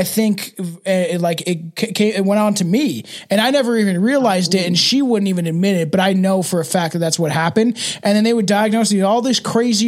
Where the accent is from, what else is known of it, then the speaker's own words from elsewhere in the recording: Canada; my right as a Canadian citizen